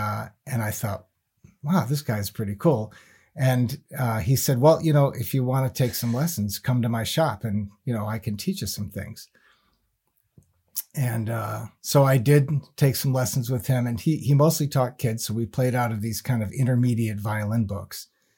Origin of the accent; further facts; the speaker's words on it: East Granby, Connecticut, United States; also born or lived in South Windsor, Connecticut; who I grew up with in East Granby, Connecticut, before we moved to South Windsor. And we hadn't seen each other since I moved away from East Granby.